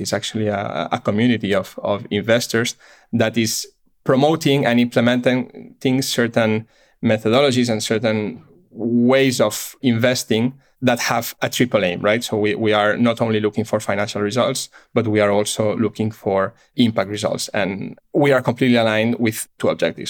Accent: Barcelona, Catalonia, Spain; moved away as an adult; I'm born and raised in Barcelona.

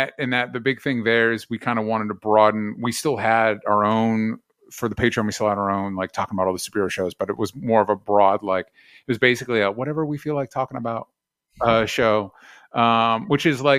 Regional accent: Tampa, Florida, United States; We moved around a bunch when I was a kid, but mostly Florida.

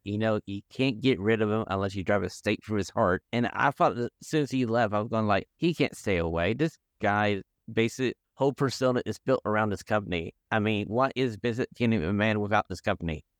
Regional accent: the South, United States; I grew up in the South

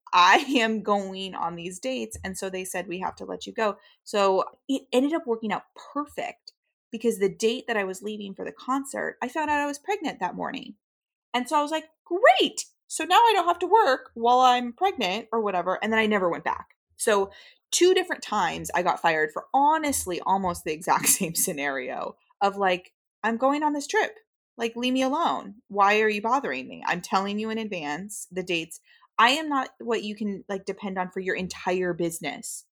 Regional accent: United States; as a westernized person and as an American

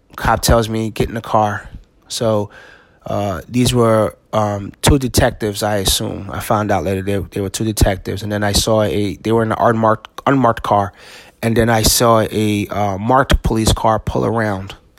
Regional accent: East Orange, New Jersey, United States; I grew up in East Orange, New Jersey

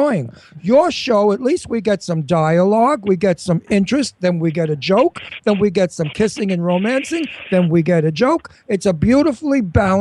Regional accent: New York City, New York, United States; accent: Brooklyn; my Brooklyn accent

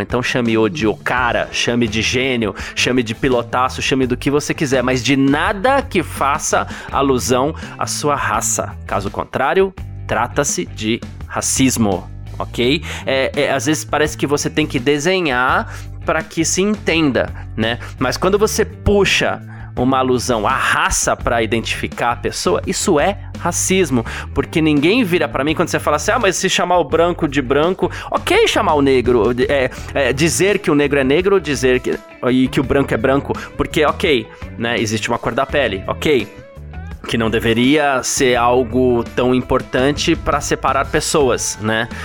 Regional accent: Brazil; pra gente enquanto brasileiro

